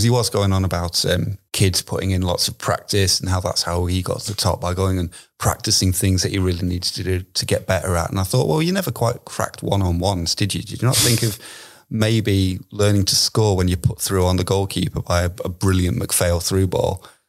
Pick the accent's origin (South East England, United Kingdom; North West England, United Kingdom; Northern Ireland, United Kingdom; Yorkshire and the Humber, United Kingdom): Yorkshire and the Humber, United Kingdom; when I was growing up outside of Leeds and I used to point the aerial at West Yorkshire and just about be able to get Radio Leeds commentaries.